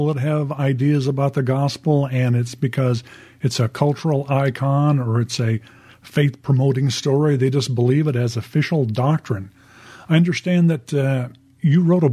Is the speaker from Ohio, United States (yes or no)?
no; Southern California, United States; I was raised with that in Southern California as a kid